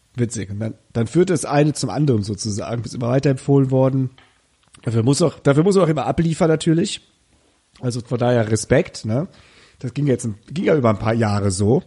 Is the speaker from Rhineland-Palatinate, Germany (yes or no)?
yes; Koblenz-Westerwald region, Rhineland-Palatinate, Germany; Wir kommen beide aus der Region Koblenz-Westerwald.